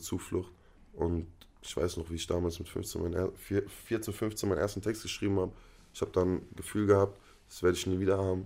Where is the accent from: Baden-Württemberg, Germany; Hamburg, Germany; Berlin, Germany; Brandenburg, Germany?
Baden-Württemberg, Germany; Freiburg; also born or lived in North Rhine-Westphalia / Palestine; da hat man halt seine Jugend in Freiburg verbracht